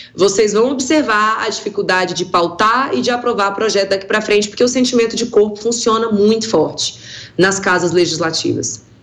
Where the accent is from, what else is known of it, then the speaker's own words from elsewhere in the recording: Brazil; como brasileiro